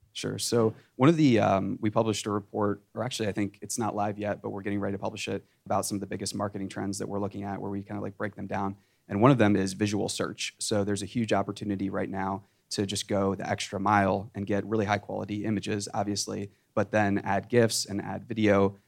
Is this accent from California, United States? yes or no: yes; Silicon Valley, California, United States; I'm from Silicon Valley